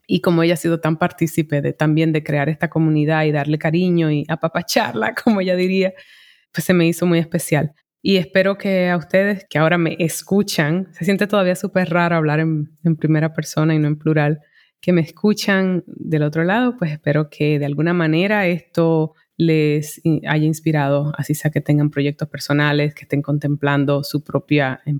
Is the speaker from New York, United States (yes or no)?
yes; New York, United States; eh, hacerlo en mi idioma primario y siento que, aportaba más teniéndolas de un punto caribeño que como neoyorquina en inglés, ¿sabes? Como New York es casi que una burbuja